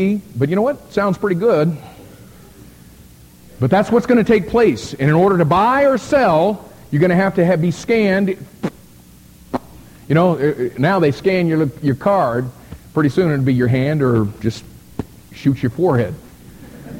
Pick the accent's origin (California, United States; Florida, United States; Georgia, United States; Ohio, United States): Florida, United States; Miami; I'm from Miami, Florida